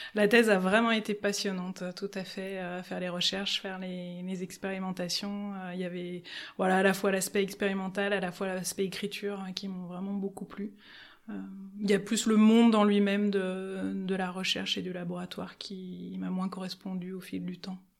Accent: Lyon, Auvergne-Rhône-Alpes, France; also born or lived in Valence; now in Grenoble, France; j'ai commencé par grandir sur Lyon et puis j'ai passé euh, une bonne partie de mon enfance euh, à Valence euh, avant de revenir sur Lyon

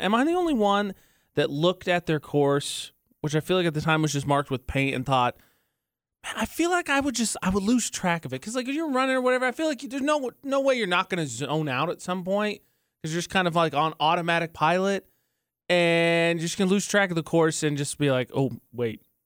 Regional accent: United States; I'm from America

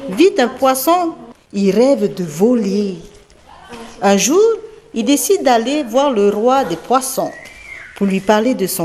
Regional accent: Faa'a, Windward Islands, French Polynesia; je viens de Fa'a, de Tahiti.

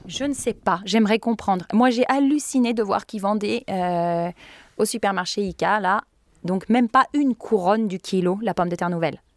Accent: France; moved away as an adult; now in Sweden; je suis français

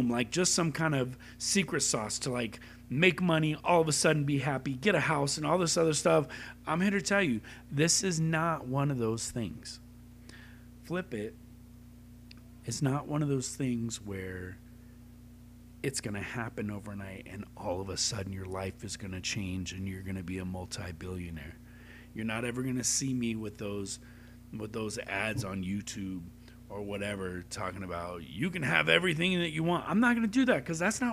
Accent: Long Beach, California, United States; we grew up in Long Beach

